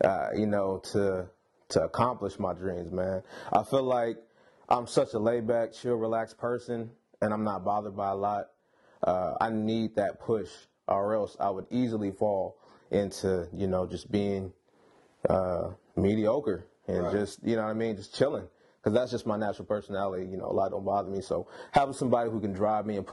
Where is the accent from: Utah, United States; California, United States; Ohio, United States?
California, United States; Sacramento; from Sacramento